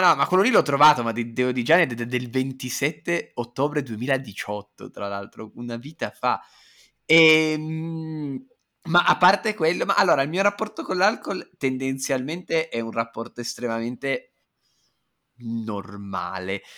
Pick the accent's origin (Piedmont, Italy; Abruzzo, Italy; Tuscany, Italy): Piedmont, Italy; Turin; sono piemontese, sono di Torino, io sono nato e cresciuto col vino rosso